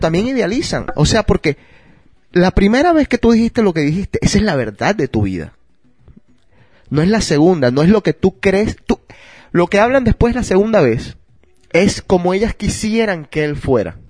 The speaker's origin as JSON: {"language": "Spanish", "country": "Colombia", "said": "Yo soy de Colombia"}